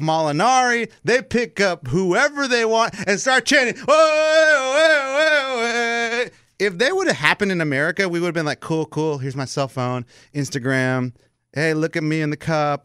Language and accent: English; Texas, United States; I am American, four generations here in Texas.